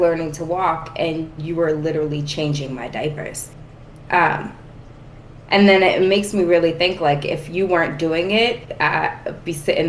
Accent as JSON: {"language": "English", "town": "Boston", "region": "Massachusetts", "country": "United States", "said": "people always ask, like, where are you guys from? And I'm always like, Southie, because that was the majority of time where we spent."}